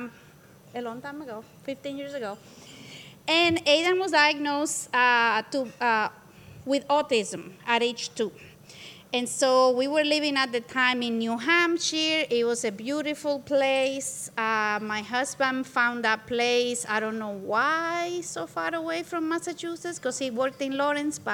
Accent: Santo Domingo, Dominican Republic; moved away as an adult; also born or lived in New York City / Minnesota; now in Minneapolis, United States; I am from the Dominican Republic, and I came to the States to pursue college education back in Santo Domingo, where I lived.

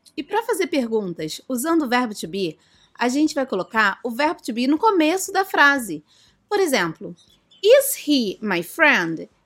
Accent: Brazil; I am from Brazil. Eu sou do Brasil.

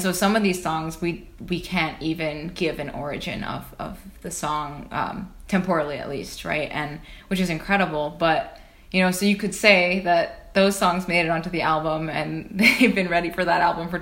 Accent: Odanak, Quebec, Canada; I'm from Odinak First Nation, or the Abenaki Nation of Odinak, which is in southern Quebec, about an hour and a half from Montreal.

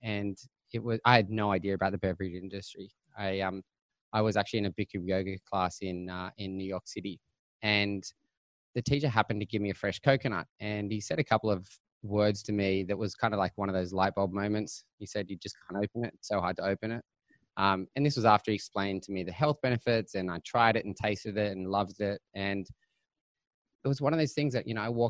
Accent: Sydney, New South Wales, Australia; also born or lived in Bondi, Sydney; I grew up in an area called Cronulla in the south of Sydney

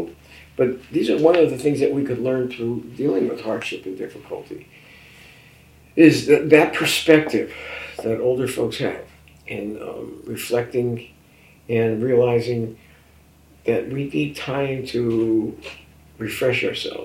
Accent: Newark, New Jersey, United States; I was from Newark

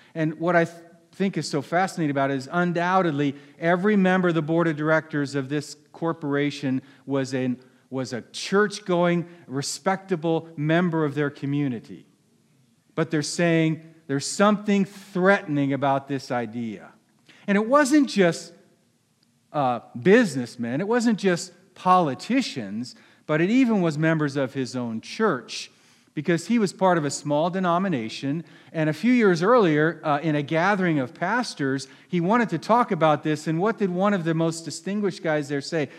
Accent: Philadelphia, Pennsylvania, United States; I'm from Philadelphia

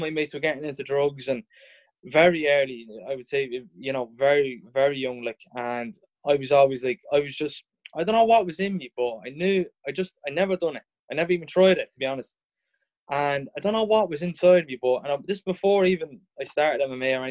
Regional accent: Drogheda, Leinster, Ireland; I was growing up in Drogheda

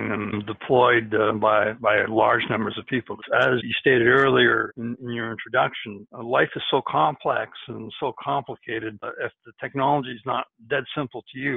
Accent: Montreal, Quebec, Canada; I'm from Canada. I grew up in Montreal

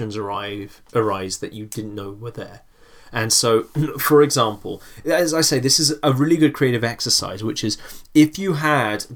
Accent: England, United Kingdom; we grew up in England

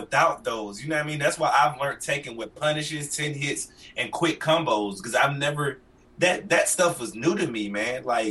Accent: Atlanta, Georgia, United States; I'm from the rough streets, man. Like, I'm from the Bluff in Atlanta. It's off Simpson Road near Bankhead. You know, the really rough part of Atlanta.

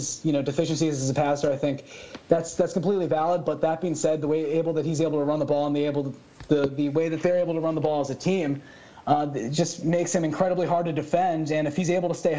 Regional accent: Detroit, Michigan, United States; we're from the Detroit area, grew up here

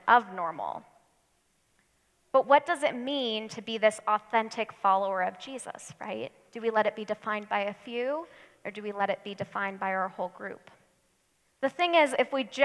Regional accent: United States; us Americans

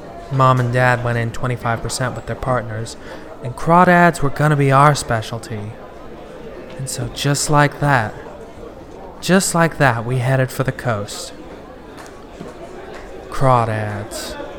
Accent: Chicago, Illinois, United States; People ask me where I'm from. I tell them I grew up in Chicago. But the truth is, I moved around a lot when I was a kid.

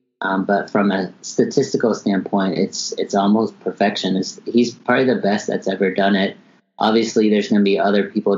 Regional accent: Dallas, Texas, United States; I'm from Dallas.

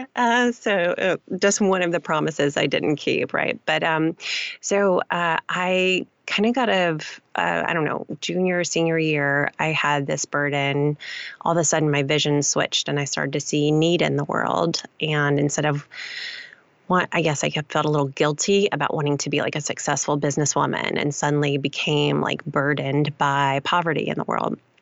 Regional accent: Gulf Coast of Mississippi, United States; moved away as an adult; also born or lived in Louisiana / Spartanburg, South Carolina / Houston, Texas; now in Chicago, United States; I grew up on the Gulf Coast of Mississippi

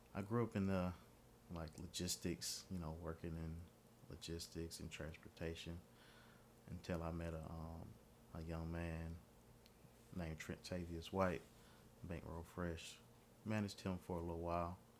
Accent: Pittsburgh, Pennsylvania, United States; now in Atlanta, United States; I'm actually from Pittsburgh, Pennsylvania. Um, moved down here about two, not two, not two thousand, about ninety-five, ninety-six

